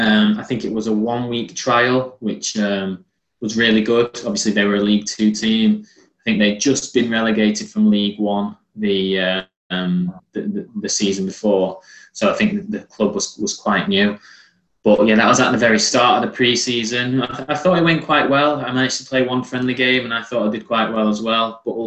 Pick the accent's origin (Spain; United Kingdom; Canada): United Kingdom; England; although I am Turkish, I was born and bred in England, I didn't have any Turkish friends. All my friends in school were English, and I had no real insight to what life was like in Turkey.